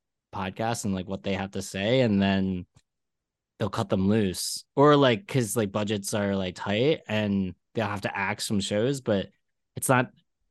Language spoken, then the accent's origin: English; Philadelphia, Pennsylvania, United States; also born or lived in Minnesota; now in New York, United States; when I grew up in Philly